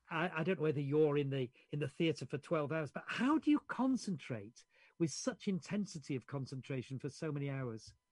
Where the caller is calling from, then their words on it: Yorkshire and the Humber, United Kingdom; in case you don't know, I'm, I'm speaking from Yorkshire.